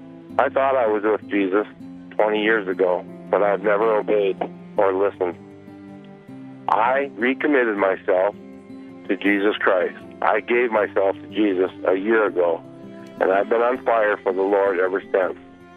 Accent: South Dakota, United States; I'm from South Dakota.

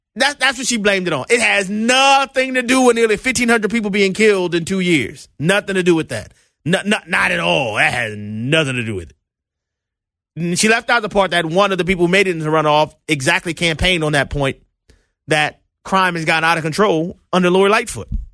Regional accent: New Orleans, Louisiana, United States; my hometown of New Orleans, Louisiana

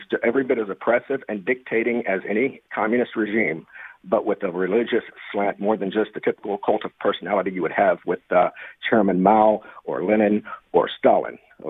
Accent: Tyler, Texas, United States; since I got back to my hometown of Tyler, Texas, back in 2018 and working here.

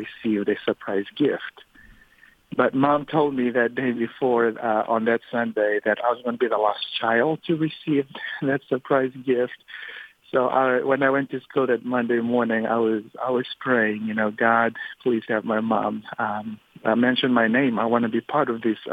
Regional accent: Fiji; now in United States; Growing up in Fiji is a little bit different than growing up here in America

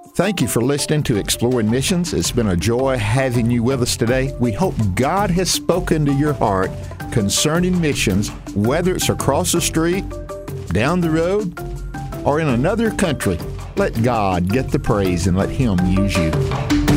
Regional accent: the South, Southern United States, United States; accent: Southern; my Southern accent

